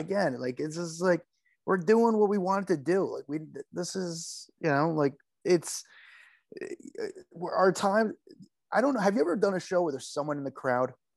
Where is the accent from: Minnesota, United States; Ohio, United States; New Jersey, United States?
New Jersey, United States; Union; I'm from Union, so I would, you know, just down the parkway a little bit